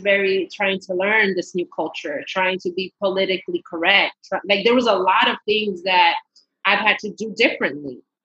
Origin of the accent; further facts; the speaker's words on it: New York, United States; first language Spanish; English is a second language; I was born in New York, but I'm half Panamanian Guatemalan. So pure Latina, Spanish is my first language.